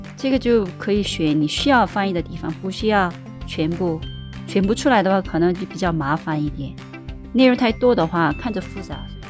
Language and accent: Chinese; Seoul, South Korea; Chinese is a second language; 我是来自韩国首尔的…